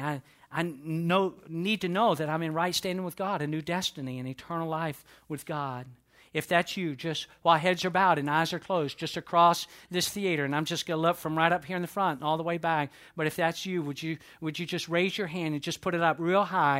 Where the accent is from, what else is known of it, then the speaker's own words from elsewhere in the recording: United States; I was born within the, uh, continental United States, therefore I, I, I'm an American